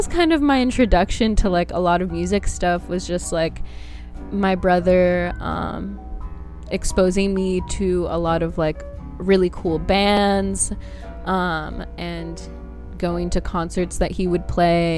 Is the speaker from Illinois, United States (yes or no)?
no; Bay Area, California, United States; also born or lived in Brazil; I was born in Brazil, but I've, like, grown up my whole life in the Bay Area, so that's like the closest thing to home for me